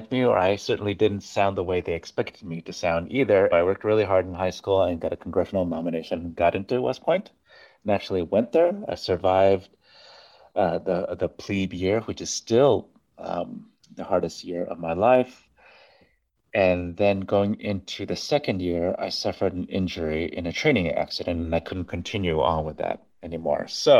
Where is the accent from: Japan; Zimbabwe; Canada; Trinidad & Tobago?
Japan; first language Japanese; English is a second language; also born or lived in New York, United States / Switzerland; I was born in New York, but my family, when I was about eight months old, we moved to Japan, and we spoke Japanese at home. We still speak Japanese at home. Then we moved to Switzerland, where I first started speaking English